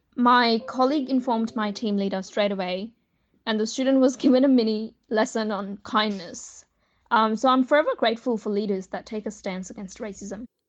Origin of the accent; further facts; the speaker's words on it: Australia; I'm Australian